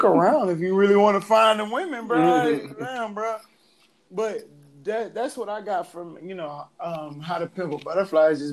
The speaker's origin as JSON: {"language": "English", "town": "Atlanta", "region": "Georgia", "country": "United States", "tie": "born or raised there", "also_born_or_lived": "New Orleans", "said": "I'm from New Orleans, but raised in Atlanta"}